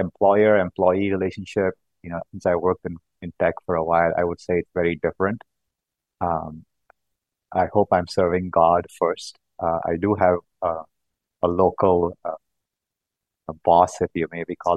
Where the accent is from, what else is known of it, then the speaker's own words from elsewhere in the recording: South India, India; moved away as an adult; also born or lived in California, United States; now in Boston, United States; I grew up in South India, and I moved to the U.S. about 14 years back for graduate school in mechanical engineering